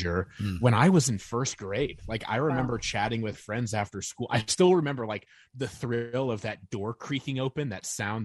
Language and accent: English; Northern Indiana, United States; I grew up in Northern Indiana